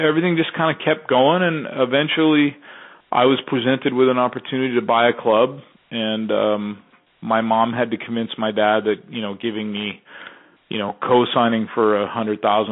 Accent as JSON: {"language": "English", "country": "Canada", "tie": "born or raised there", "also_born_or_lived": "Texas"}